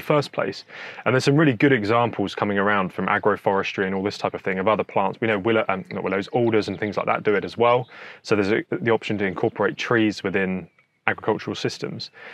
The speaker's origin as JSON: {"language": "English", "area": "Hampshire", "region": "South East England", "country": "United Kingdom", "tie": "born or raised there", "also_born_or_lived": "New Forest / Surrey", "said": "I'm originally from Hampshire. Grew up around there, lived in the New Forest for a bit."}